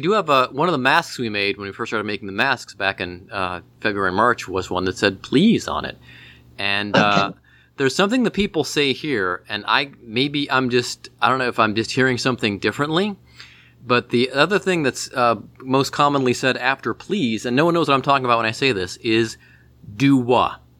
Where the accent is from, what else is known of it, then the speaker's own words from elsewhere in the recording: Cleveland, Ohio, United States; also born or lived in Bowling Green, Ohio; now in Cincinnati, United States; I'm certainly a Midwesterner. What's really weird about my part of the Midwest, I was telling my wife about this last night, we're from Cleveland, and the West Side has a very, very Midwestern accent. The East Side of town does not.